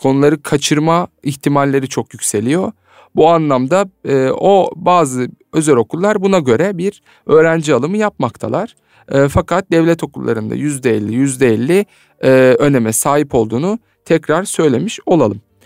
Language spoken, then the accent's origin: Turkish; Alanya, Antalya, Turkey; Antalya, Alanya kampı düzenlemiş bulunuyoruz. Evet benim de memleketim